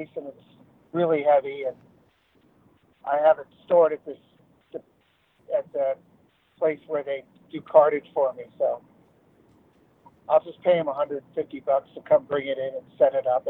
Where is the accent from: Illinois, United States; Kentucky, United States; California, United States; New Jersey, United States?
New Jersey, United States; moved away as an adult; also born or lived in Boston; now in Los Angeles, United States; I grew up in New Jersey and near New York City